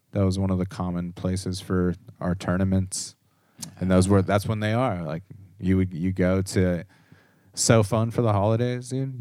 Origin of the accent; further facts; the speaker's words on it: Corona, California, United States; I grew up in Corona